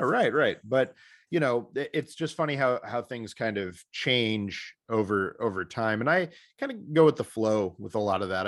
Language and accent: English; Missouri, United States; my home state of Missouri